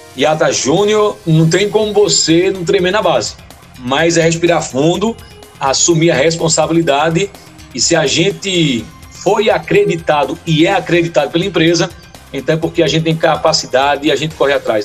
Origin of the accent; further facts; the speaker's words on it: Recife, Pernambuco, Brazil; moved away as an adult; now in Garanhuns, Brazil; hoje eu estou em Garanhões, há 19 anos, eu entrei na rádio, sou de Recife